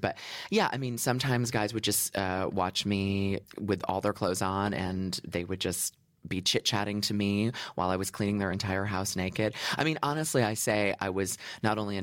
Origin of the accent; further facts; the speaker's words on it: United States; moved away as an adult; also born or lived in Los Angeles; now in London, United Kingdom; I'm American